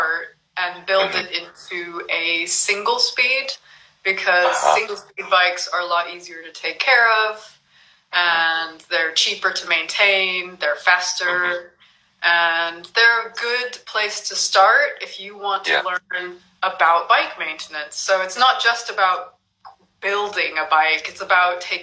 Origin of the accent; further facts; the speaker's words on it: California, United States; moved away as an adult; also born or lived in Japan; I'm originally from California